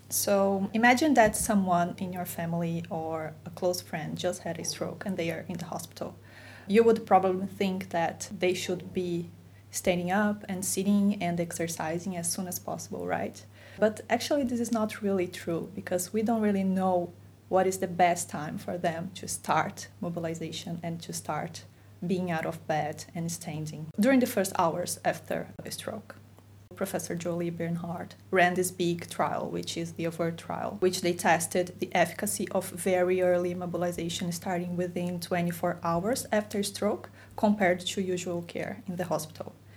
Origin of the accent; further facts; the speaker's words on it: Brazil; moved away; I'm from Brazil